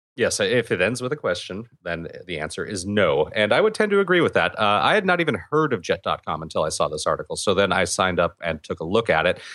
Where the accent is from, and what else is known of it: California, United States